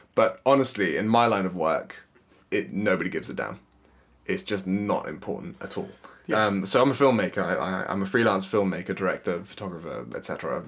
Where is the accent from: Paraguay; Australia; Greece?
Paraguay; moved away as an adult; also born or lived in United States; now in London, United Kingdom; I'm also technically a Paraguayan citizen. So Paraguay is a country in South America. My mum is British, my dad is Paraguayan, and I was born and raised there until I was 18. After living there for 18 years, I moved to the US, where I met my wife.